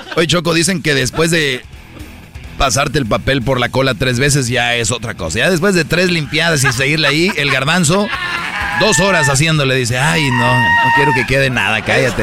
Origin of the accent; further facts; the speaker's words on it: Monterrey, Nuevo León, Mexico; yo soy de Monterrey